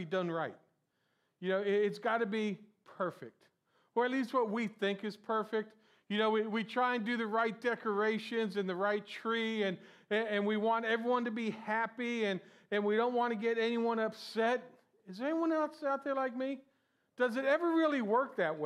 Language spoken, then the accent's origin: English; Florida, United States; I'm from Florida